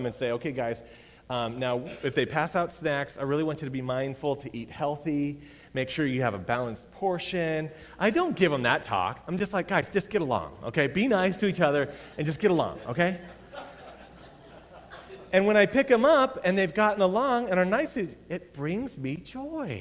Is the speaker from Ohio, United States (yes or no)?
no; Colorado, United States; I was raised in Colorado